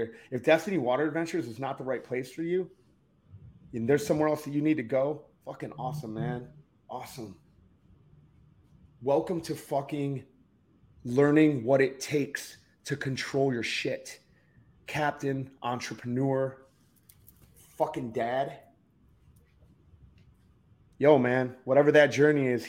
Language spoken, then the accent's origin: English; Detroit, Michigan, United States; moved away as an adult; also born or lived in Key West, Florida; I'm from Detroit. I come from a fucking horribly violent fucking background